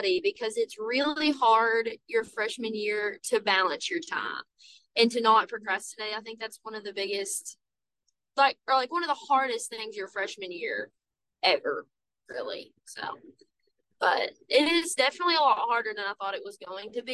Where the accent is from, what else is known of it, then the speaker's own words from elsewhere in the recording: Somerset, Kentucky, United States; moved away as an adult; now in Georgetown, United States; I'm from Somerset